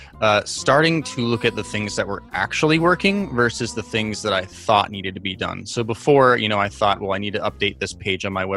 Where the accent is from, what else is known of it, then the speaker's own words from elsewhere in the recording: New York City, New York, United States; I am from New York City